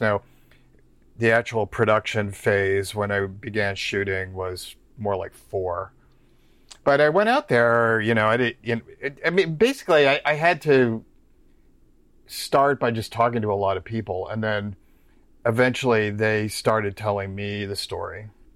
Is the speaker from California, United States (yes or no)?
no; New York, United States; also born or lived in Omaha, Nebraska; now in Cincinnati, United States; I'm originally from New York's, New York State